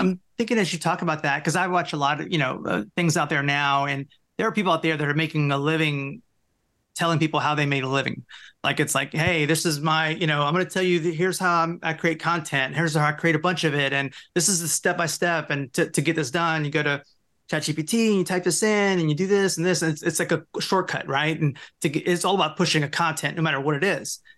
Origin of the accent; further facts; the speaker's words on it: Louisiana, United States; also born or lived in Seattle; we're both from Louisiana, Jack